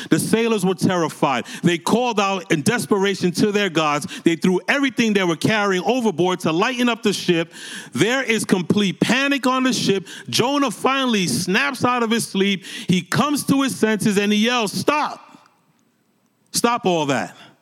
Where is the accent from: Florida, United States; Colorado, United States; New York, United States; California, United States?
New York, United States; New York City; moved away as an adult; also born or lived in Massachusetts; I'm born and raised in New York City